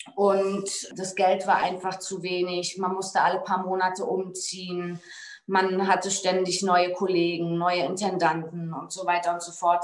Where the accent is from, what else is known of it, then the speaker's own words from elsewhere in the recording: Berlin, Germany; also born or lived in Bützow; Ich bin 1985 in Berlin in der Charité geboren